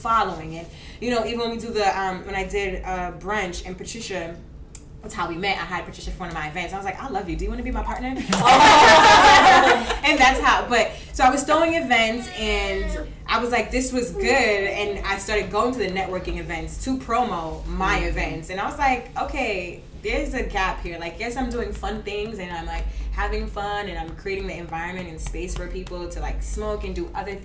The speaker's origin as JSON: {"language": "English", "country": "Jamaica", "lives_now": "New York, United States", "said": "I'm Jamaican"}